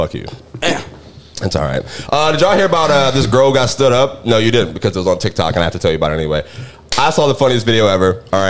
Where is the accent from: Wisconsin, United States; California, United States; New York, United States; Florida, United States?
Florida, United States; Orlando; born there; You know, I was born in Orlando. I can claim that if I want to now.